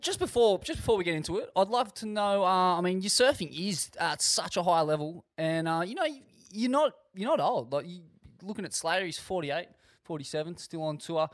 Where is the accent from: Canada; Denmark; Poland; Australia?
Australia; Sydney, New South Wales; I was born in a bathtub overlooking D Y Point